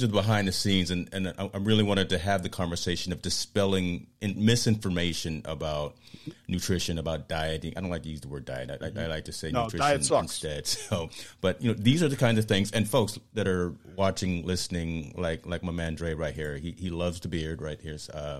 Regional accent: Virginia, United States; See, that's East Coast talking right there. Because, you know, I'm from Virginia, too.

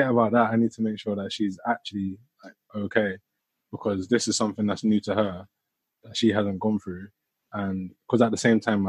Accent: Croydon, London, United Kingdom; I'm from Croydon

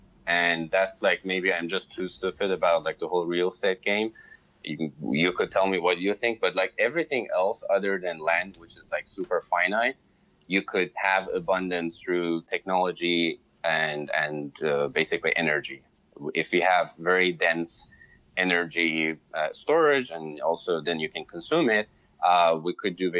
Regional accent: Iran; moved away; I'm Iranian, I'm from Iran

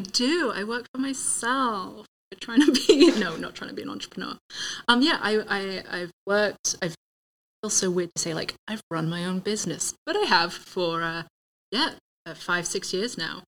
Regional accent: England, United Kingdom; moved away as an adult; also born or lived in Sacramento, California; now in Tempe, United States; growing up in England, even having lived in California mm. for five years

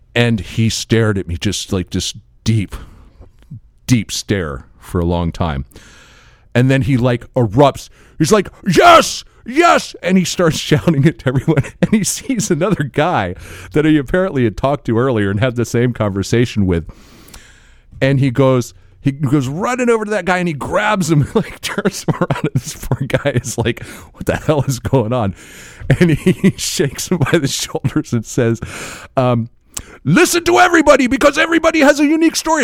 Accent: Florida, United States; we're from Florida

